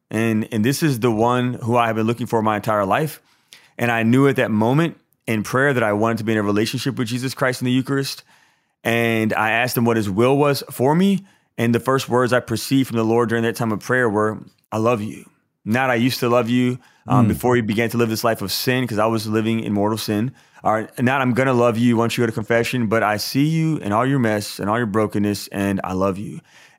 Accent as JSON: {"language": "English", "town": "Baton Rouge", "region": "Louisiana", "country": "United States", "tie": "born or raised there", "said": "Yeah, so I grew up here in Baton Rouge, Louisiana."}